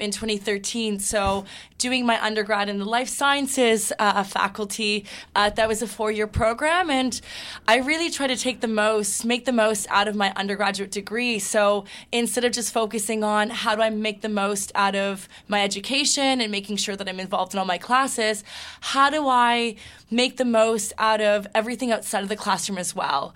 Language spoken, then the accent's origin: English; Toronto, Ontario, Canada; also born or lived in Hamilton; I'm born and raised in Toronto.